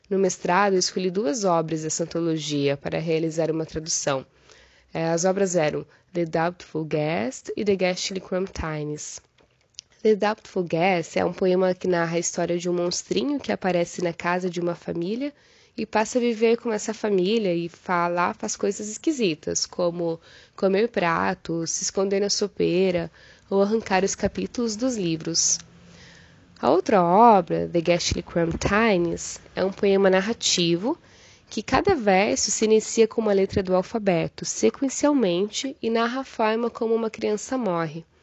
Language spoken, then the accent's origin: Portuguese; Cascavel, Paraná, Brazil; born there; now in Cruzeiro do Sul, Brazil; eu defendi a minha tese de doutorado no dia 30 de agosto, nasci em Cascavel, no Paraná, mas atualmente moro em Cruzeiro do Sul, no Acre.